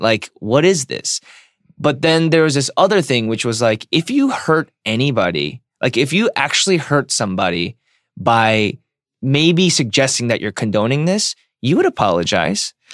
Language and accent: English; United States; I'm an American